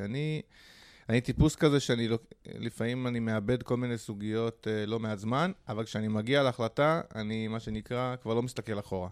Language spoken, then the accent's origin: Hebrew; Holon, Tel Aviv District, Israel; גדלתי בחולון